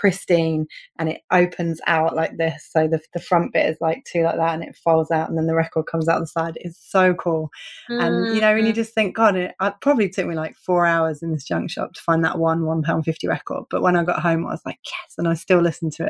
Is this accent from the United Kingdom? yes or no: yes; United Kingdom; I'm so British